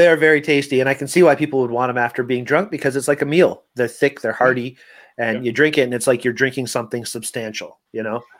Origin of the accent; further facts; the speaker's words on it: Canada; we're Canadian.